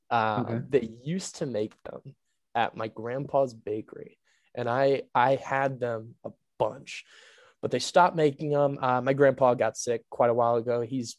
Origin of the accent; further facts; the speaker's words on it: New Orleans, Louisiana, United States; I'm from New Orleans.